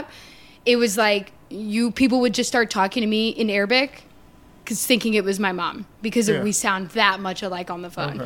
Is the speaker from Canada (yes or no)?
yes; Canada; I'm from Canada